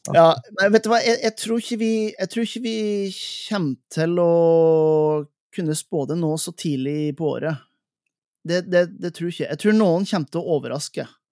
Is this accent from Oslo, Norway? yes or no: no; Helgeland, Nordland, Norway; altså Helgeland, der jeg kommer fra